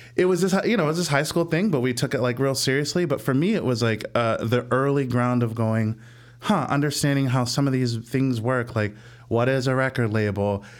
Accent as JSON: {"language": "English", "region": "Illinois suburbs of St. Louis", "country": "United States", "tie": "born or raised there", "moved": "as an adult", "lives_now": "Chicago, United States", "said": "I'm from Saint Louis"}